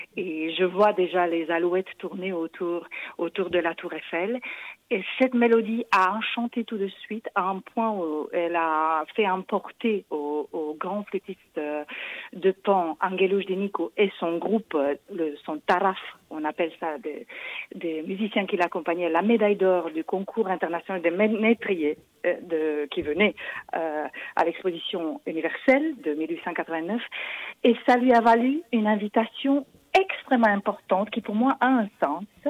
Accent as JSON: {"language": "French", "country": "Romania", "moved": "yes", "said": "mon pays d'origine, qui est la Roumanie"}